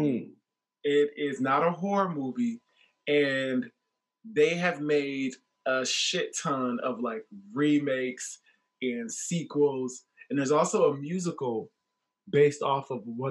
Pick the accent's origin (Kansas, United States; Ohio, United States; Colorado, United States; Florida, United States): Ohio, United States; now in DMV area, United States; I'm in the DMV area. So being from Ohio